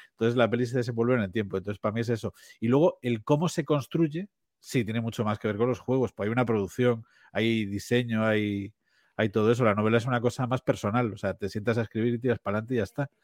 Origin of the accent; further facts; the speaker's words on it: Vigo, Galicia, Spain; now in A Coruña, Spain; como aquí en, Galicia, eh, yo, yo soy de Vigo